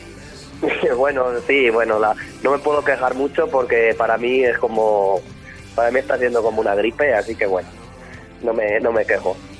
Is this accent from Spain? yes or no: yes; La Roda, Castilla-La Mancha, Spain; somos de La Roda